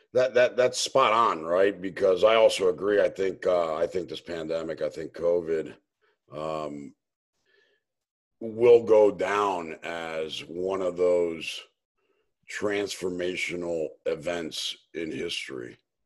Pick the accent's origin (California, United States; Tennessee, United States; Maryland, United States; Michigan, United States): Maryland, United States; Potomac; also born or lived in Lima, Peru / Miami, United States; Actually, I grew up in Potomac, Maryland, lived down in Florida and Miami for 20 years. I was actually born in Lima, Peru, but moved up here when I was about 2-3 years old.